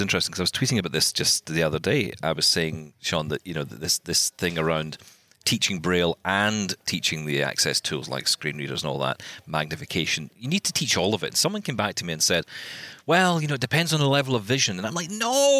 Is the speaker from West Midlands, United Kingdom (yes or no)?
no; Scotland, United Kingdom; I'm Scottish